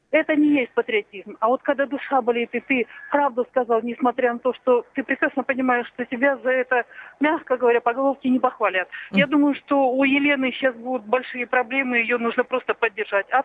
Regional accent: Krasnodar, Krasnodar Krai, Russia; Я из Краснодара.

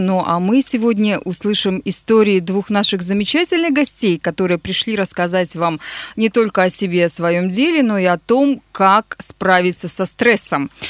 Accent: Nizhny Tagil, Sverdlovsk Oblast, Russia; мой родной город

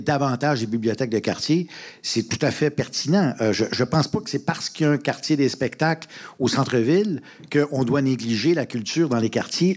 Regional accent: Montreal, Quebec, Canada; je viens de Rosemont. Je suis un Rosemontois d'origine et j'y habite encore.

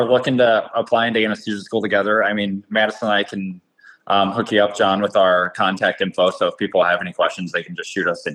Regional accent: Illinois, United States; where I grew up in Illinois

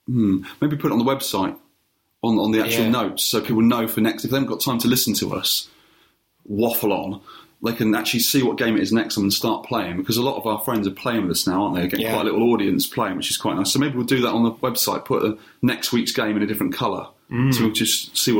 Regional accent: United Kingdom; We're very British.

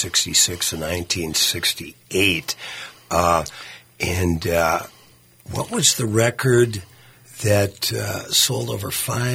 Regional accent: Virginia, Minnesota, United States; the Armory in my hometown of Virginia, Minnesota.

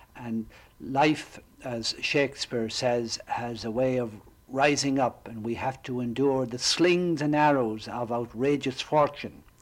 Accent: Ireland; now in Florida, United States; I grew up in Southern Ireland

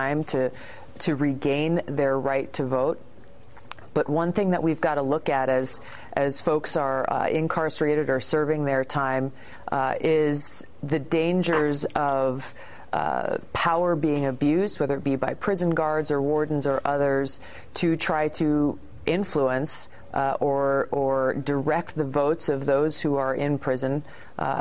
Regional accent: Hawaii, United States; my home state of Hawaii

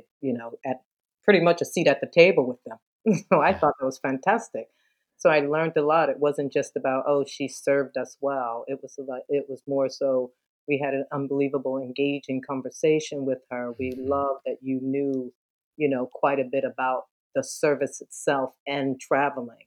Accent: Philadelphia, Pennsylvania, United States; moved away as an adult; also born or lived in New York City, New York / Houston, Texas; now in Naples, United States; I'm from Philadelphia. I grew up there, born and raised, went to high school.

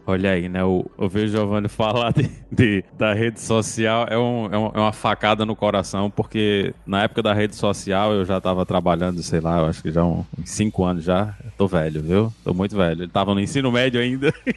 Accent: João Pessoa, Paraíba, Brazil; Eu sou de, de João Pessoa lá no, no Nordeste do Brasil

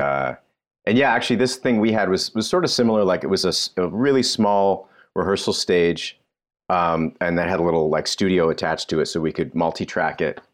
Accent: Toronto, Ontario, Canada; moved away; I was born and raised in Toronto

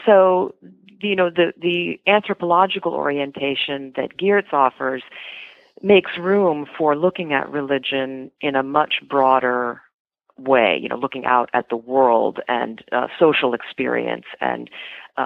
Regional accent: East Coast, United States; I grew up on the East Coast

